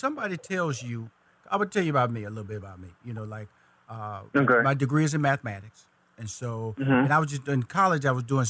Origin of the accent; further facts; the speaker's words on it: Houston, Texas, United States; See, I'm from Houston, Texas, so I know Dallas, 240 miles of I-45 north, So I've been up there.